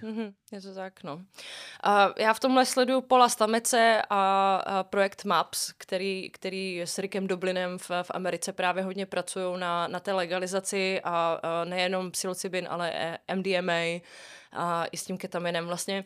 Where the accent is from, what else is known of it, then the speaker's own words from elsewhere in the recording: Prague, Czechia; jsem z Prahy